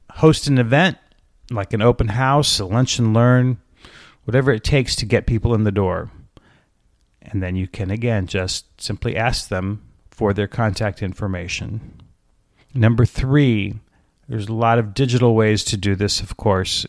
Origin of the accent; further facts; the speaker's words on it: Alaska, United States; now in Atlanta, United States; ever since I was a kid in Alaska